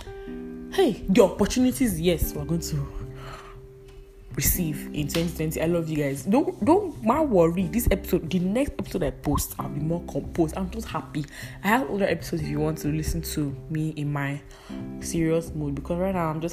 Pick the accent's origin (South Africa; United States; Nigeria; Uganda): Nigeria; Edo; I'm a Nigerian from Edo State